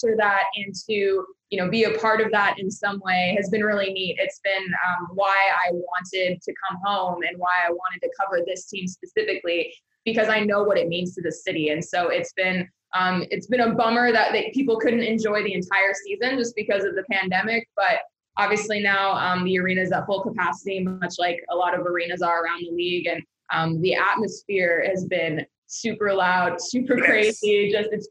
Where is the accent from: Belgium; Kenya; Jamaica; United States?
United States; Phoenix, Arizona; I am, you know, born and raised in Phoenix